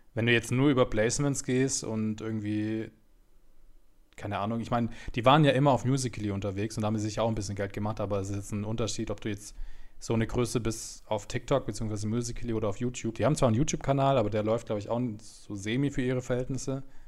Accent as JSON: {"language": "German", "town": "Munich", "region": "Bavaria", "country": "Germany", "said": "ich komme aus München"}